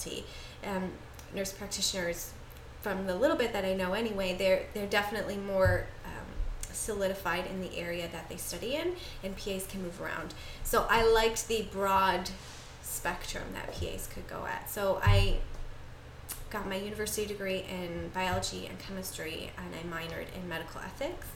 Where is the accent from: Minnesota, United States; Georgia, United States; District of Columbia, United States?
Minnesota, United States; now in Canada; I'm from the States